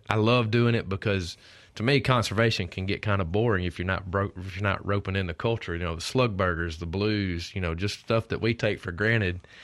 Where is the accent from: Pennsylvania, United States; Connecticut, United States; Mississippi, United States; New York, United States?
Mississippi, United States; Oxford; also born or lived in Starkville, Mississippi; growing up in North Mississippi